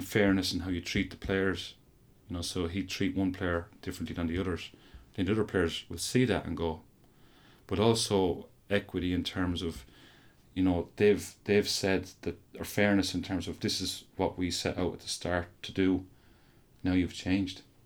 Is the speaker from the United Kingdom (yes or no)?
no; Offaly, Leinster, Ireland; I'm from Offaly